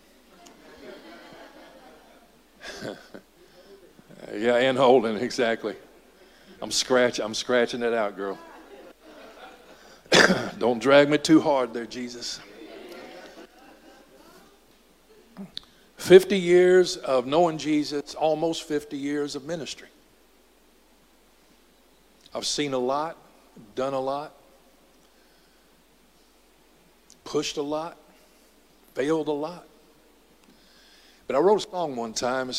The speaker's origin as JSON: {"language": "English", "town": "Dallas", "region": "Texas", "country": "United States", "tie": "born or raised there", "said": "he decided to move us to Southeast Dallas."}